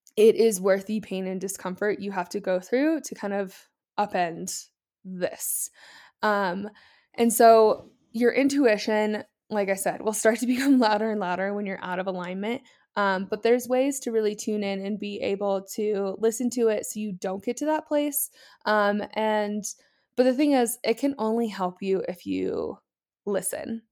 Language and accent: English; Columbus, Ohio, United States; moved away as an adult; I am from Columbus, Ohio. I'm born and raised there